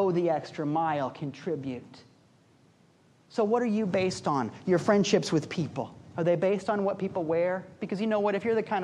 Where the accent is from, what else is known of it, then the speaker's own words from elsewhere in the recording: Midwest, United States; I'm a Midwesterner at heart